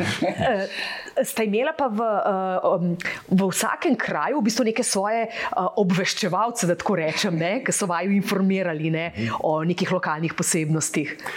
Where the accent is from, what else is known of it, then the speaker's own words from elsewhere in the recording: Slovenia; smo Slovenci